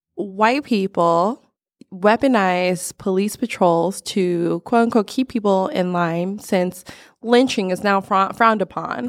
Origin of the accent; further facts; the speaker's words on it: Texas, United States; I was born in Texas